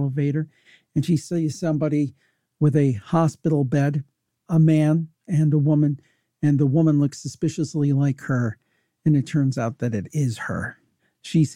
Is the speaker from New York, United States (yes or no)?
no; Cleveland, Ohio, United States; it did happen in my hometown.